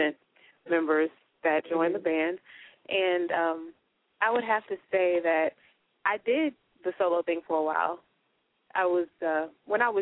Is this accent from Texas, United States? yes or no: yes; Houston, Texas, United States; I'm from Houston